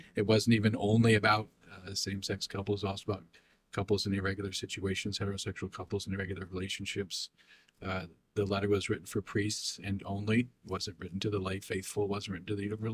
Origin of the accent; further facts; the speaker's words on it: United States; as American people